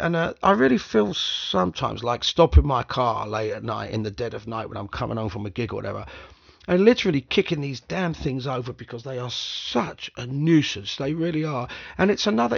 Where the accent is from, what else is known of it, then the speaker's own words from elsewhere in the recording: London, United Kingdom; I grew up in this city. I grew up in West London